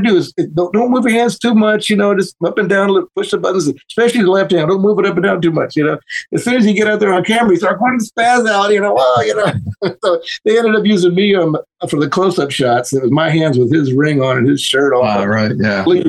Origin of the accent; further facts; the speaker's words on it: Houston, Texas, United States; moved away; also born or lived in Louisiana / Arkansas / Los Angeles; I'm from Houston originally, you know, and also Louisiana and Arkansas, that kind of area